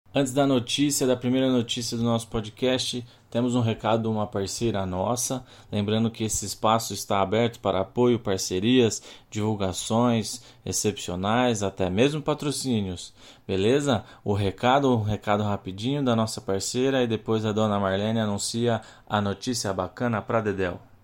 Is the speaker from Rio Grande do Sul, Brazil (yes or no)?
no; Ribeirão Preto, São Paulo, Brazil; eu sou de Ribeirão Preto